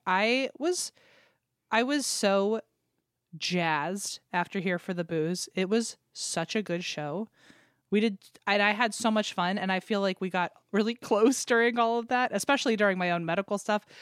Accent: Richmond, Virginia, United States; born or raised there; moved away

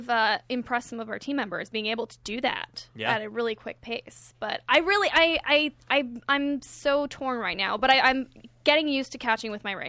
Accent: Canada; We're both Canadian.

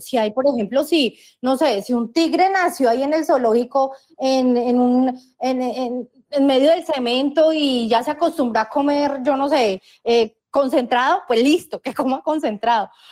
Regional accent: Colombia; Yo sigo, sigo siendo colombiana y seguiré siendo colombiana

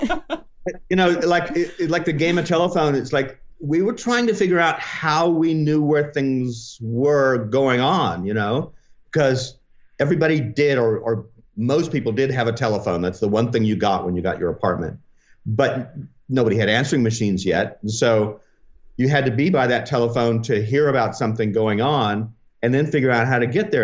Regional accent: Oklahoma City, Oklahoma, United States; moved away as an adult; also born or lived in Omaha, Nebraska / Springfield, Missouri / Tulsa, Oklahoma / Stillwater, Oklahoma; now in Los Angeles, United States; then moved to Oklahoma City. So it like this early '60s, I was in Oklahoma City, and then to, until the beginning of high school

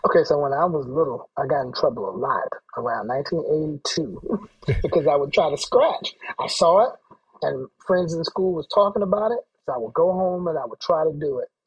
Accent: Atlanta, Georgia, United States; also born or lived in Brooklyn / Philadelphia; I'm from Atlanta, but I was living in Brooklyn

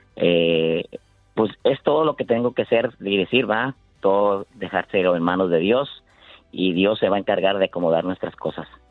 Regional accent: Michoacán, Mexico; now in San Jose, United States

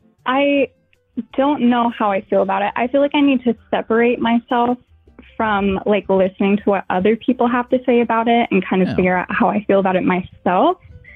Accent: North Carolina, United States; also born or lived in Minnesota; I'm from North Carolina. I just moved from Minnesota literally a week ago.

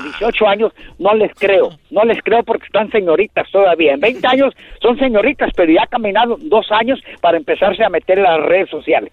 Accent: Tlaltizapán, Morelos, Mexico; now in Lakewood, United States; de aquí de Lakewood, Colorado, me conocen como …. Soy de Tlaltizapán, Morelos

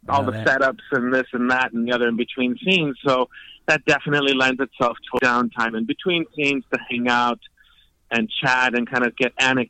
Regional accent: Houston, Texas, United States; I grew up in Houston, Texas, born in Houston, but my family's from Colombia.

